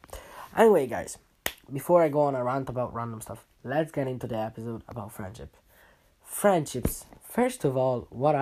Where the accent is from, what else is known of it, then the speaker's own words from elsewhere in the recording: Italy; moved away; When I moved from Italy, leaving all your good friends, let's say your friends that you grew up with, behind